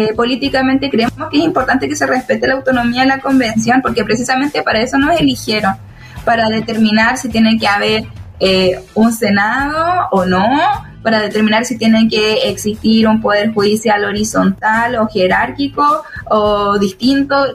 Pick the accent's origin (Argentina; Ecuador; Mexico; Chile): Chile; Araucanía; que venimos de la Araucanía